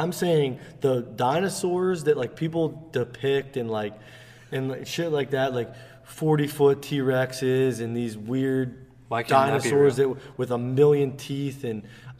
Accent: United States; I'm an American.

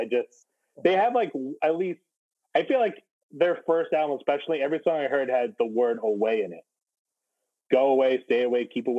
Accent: New Hampshire, United States; I grew up in New Hampshire

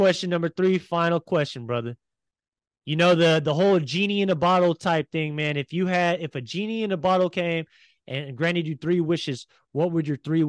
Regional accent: San Francisco, California, United States; moved away as an adult; now in Hawaii, United States; I'm originally from San Francisco, but I moved to Hawaii about almost 6 months ago now, and I love it here.

